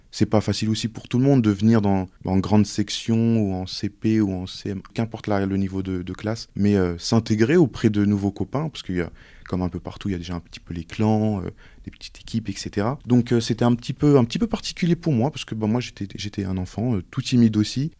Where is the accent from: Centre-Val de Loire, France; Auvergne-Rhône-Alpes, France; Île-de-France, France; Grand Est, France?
Auvergne-Rhône-Alpes, France; Montluçon; je suis né à Montluçon